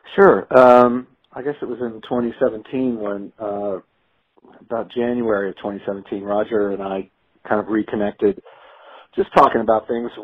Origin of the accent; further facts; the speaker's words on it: Baton Rouge, Louisiana, United States; moved away as an adult; now in Atlanta, United States; I grew up in Louisiana, but I moved to Atlanta uh, right out of high school